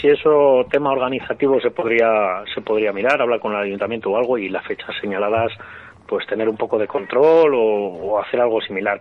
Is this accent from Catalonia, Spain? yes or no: no; Burgos, Castile and León, Spain; aquí en, en Burgos, en mi tierra